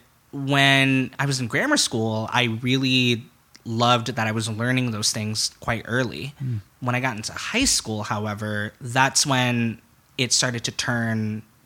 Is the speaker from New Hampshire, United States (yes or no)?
no; Chicago, Illinois, United States; I grew up in Wicker Park